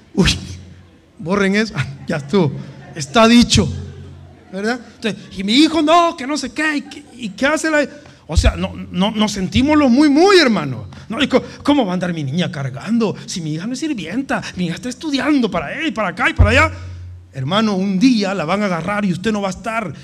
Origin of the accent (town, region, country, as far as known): El Salvador